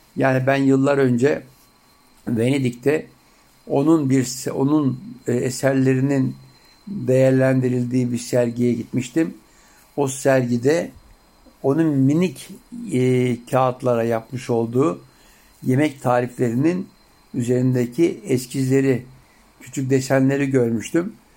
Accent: Turkey; benim doğup büyüdüğüm topraklarda

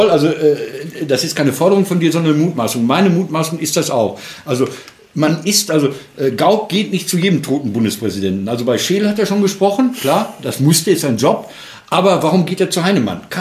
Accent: Marl, North Rhine-Westphalia, Germany; ist dann zur Triennale in die Kohlewäsche nach Mahl, meiner Heimatstadt, gefahren

